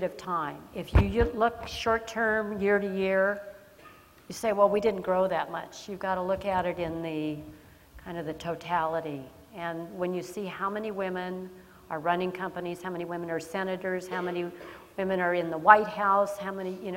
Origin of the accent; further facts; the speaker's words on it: Los Angeles, California, United States; I was born and raised in Los Angeles